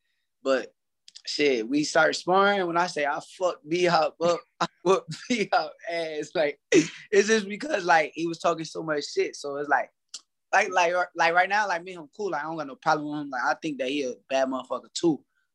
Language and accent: English; New Jersey, United States; I'm from Jersey